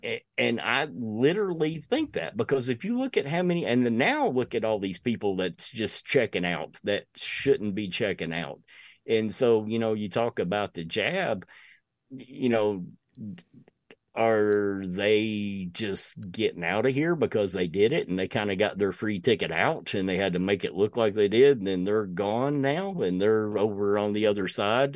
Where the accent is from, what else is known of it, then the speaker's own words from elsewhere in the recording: United States; I'm an American through and through